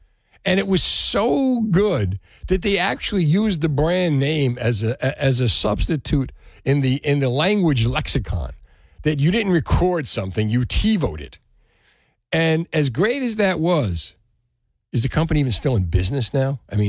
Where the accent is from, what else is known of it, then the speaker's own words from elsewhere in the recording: Union City, New Jersey, United States; For me, growing up in Union City, we had Taylor ham.